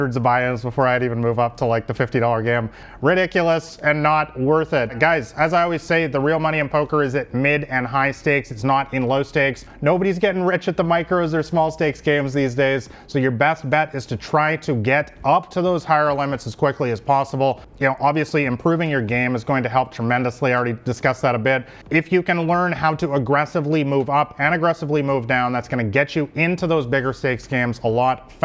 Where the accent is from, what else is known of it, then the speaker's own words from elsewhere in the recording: Vancouver, British Columbia, Canada; moved away as an adult; also born or lived in Thailand; I come from Vancouver, one of the most beautiful cities in the world